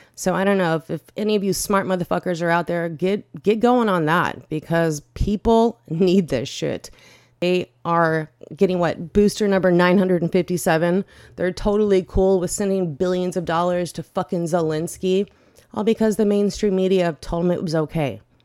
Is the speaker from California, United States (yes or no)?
yes; Bay Area, next to San Francisco, California, United States; I am from the Bay Area. I grew up next to San Francisco